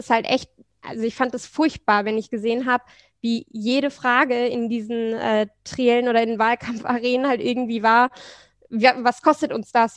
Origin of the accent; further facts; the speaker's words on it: Hanover, Lower Saxony, Germany; moved away as an adult; also born or lived in Leipzig / Florence; now in Hamburg, Germany; Also ich komme gebürtig aus Hannover, da mhm. fahren alle Fahrrad, meine Eltern fahren auch nur Fahrrad, ich bin mit dem Fahrrad aufgewachsen